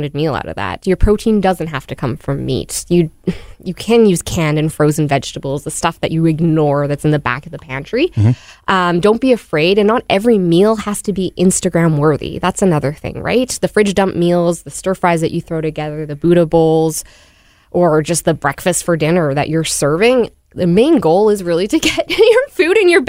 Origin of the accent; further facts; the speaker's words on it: Manitoba, Canada; I grew up like in Manitoba housing